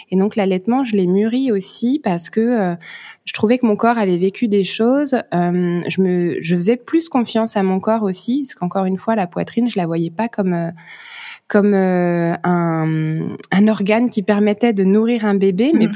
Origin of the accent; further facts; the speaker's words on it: France; moved away as an adult; now in Luxembourg; j'habite au Luxembourg. Moi, je suis française, mais on s'est expatrié il y a bientôt sept ans au Luxembourg. C'est là qu'on travaille avec mon mari euh, et qu'on habite. Et donc que mon petit garçon est né.